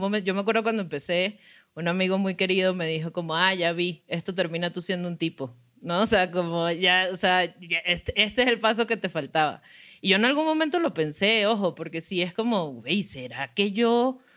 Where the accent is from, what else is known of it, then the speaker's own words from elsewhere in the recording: Venezuela; moved away; soy migrante, soy venezolana